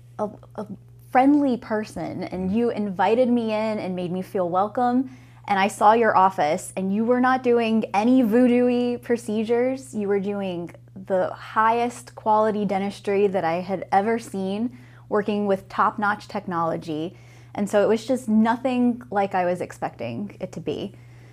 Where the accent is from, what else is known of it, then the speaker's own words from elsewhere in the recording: Florida, United States; also born or lived in Ohio / New York; now in Viera, United States; I'm from Florida, I'm a Florida native